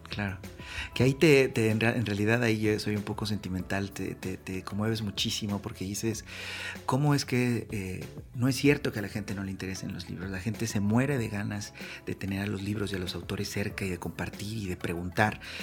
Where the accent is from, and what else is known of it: Mexico